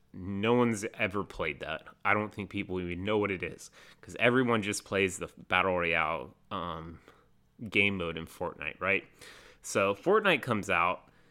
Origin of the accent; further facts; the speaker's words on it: North Carolina, United States; I'm from North Carolina